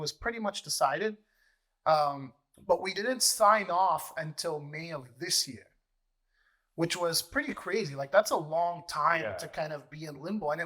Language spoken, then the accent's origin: English; Mississauga, Ontario, Canada; I opened up my own branch in Air Mills in Mississauga. Really cool part is I grew up in Air Mills.